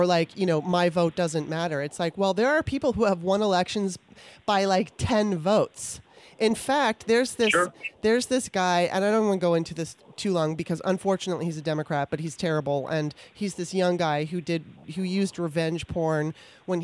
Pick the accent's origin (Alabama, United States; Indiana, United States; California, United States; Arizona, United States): California, United States; now in Maryland, United States; I grew up on both coasts, right? I was in California for the most of my life I was in California. And I was born in Maryland and now I'm back in Maryland